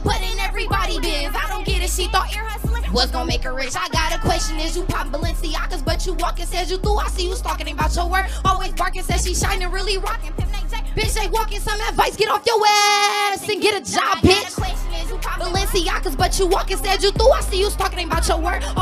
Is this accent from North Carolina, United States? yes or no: no; Inglewood, California, United States; I'm from Inglewood, California